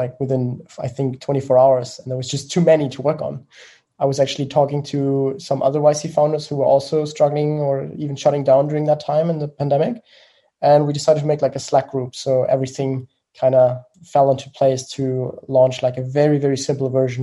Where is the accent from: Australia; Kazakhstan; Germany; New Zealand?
Germany; accent: German; English is a second language; I'm from Germany, as you may have heard from the accent.